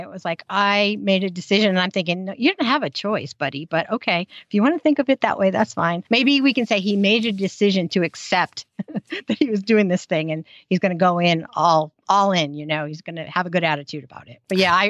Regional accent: United States; accent: American; because I'm American.

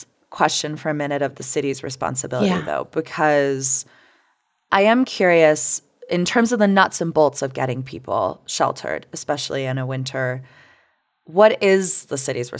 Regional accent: Florida, United States; I mean, it is my home state

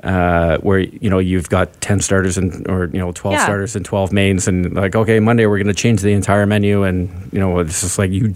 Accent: Vancouver, British Columbia, Canada; I'm very proud of being Canadian and being from Vancouver

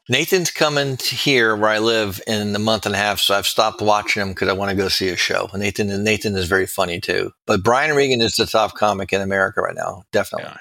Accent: Miami, Florida, United States; also born or lived in New Haven, Connecticut; I was born and raised in Miami

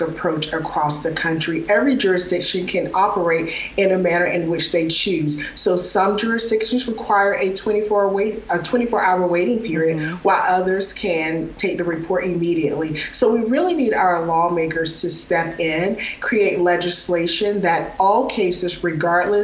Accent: Spartanburg, South Carolina, United States; my hometown of Spartanburg, South Carolina

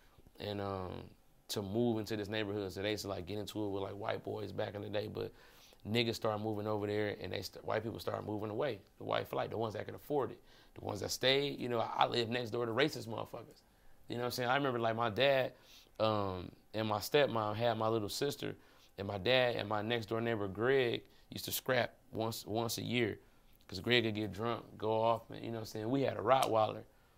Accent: Detroit, Michigan, United States; I'm from Brightmore, right? So my pops, he stayed on, well, first of all, my dad's family was like the second or third black family in Brightmore. See, like Detroit.

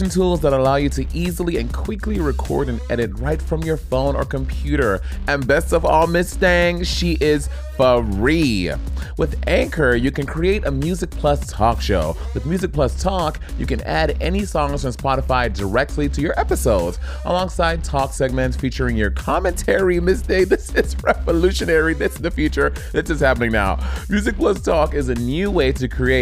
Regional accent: St. Lucia; I'm St. Lucia

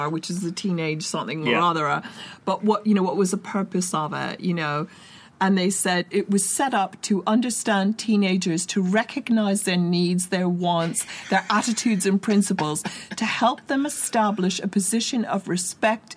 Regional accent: New York City, New York, United States; also born or lived in Liverpool; now in London, United Kingdom; I grew up in Kew Gardens

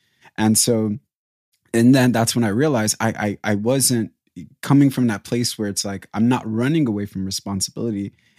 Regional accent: DR Congo; born there; So I was born in 94 and I was born in Africa, in Congo.

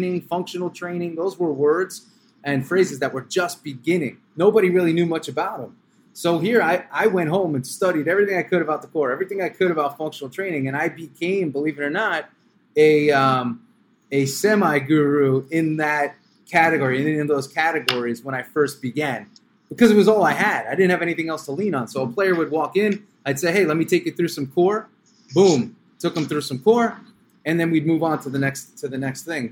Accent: New York, United States; I was from New York

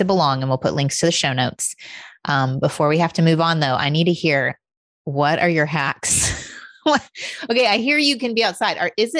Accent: Indiana, United States; I'm from Indiana

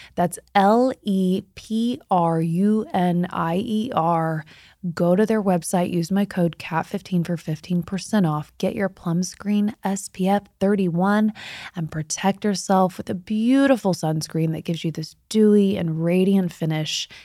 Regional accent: Midwest, United States; I grew up in the Midwest

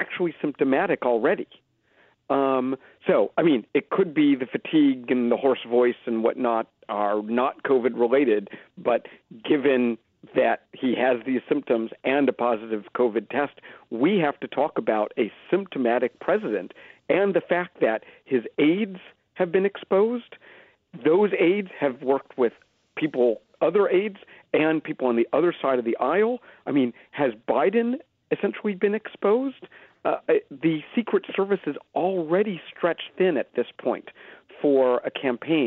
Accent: Philadelphia, Pennsylvania, United States; now in Canada; I am an American. I grew up in Philadelphia.

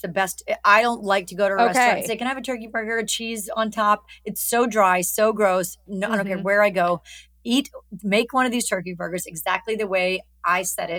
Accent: Alabama, United States; moved away; I look better in the South. I'm from Alabama. I love it.

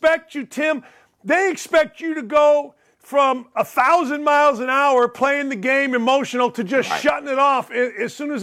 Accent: Gary, Indiana, United States; I grew up in Gary, Indiana

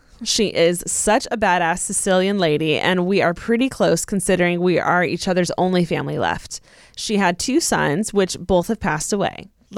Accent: California, United States; I'm also from California.

